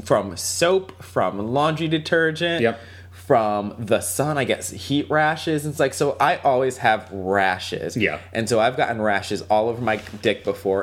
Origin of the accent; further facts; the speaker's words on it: Waterbury, Connecticut, United States; I'm from Waterbury, Connecticut. Waterbury is a very like inner city like mm-hmm. public school system